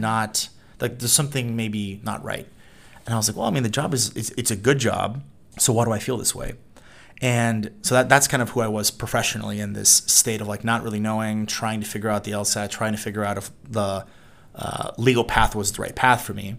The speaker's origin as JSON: {"language": "English", "region": "Mississippi", "country": "United States", "tie": "born or raised there", "also_born_or_lived": "Puerto Rico / Midwest / Notre Dame, Indiana / Washington, D.C.", "moved": "as an adult", "said": "I was born in Puerto Rico, um, but I actually grew up in the States. So, I spent time in the Midwest. I say that I'm from Mississippi, which is what I did, uh, where I did middle school and high school"}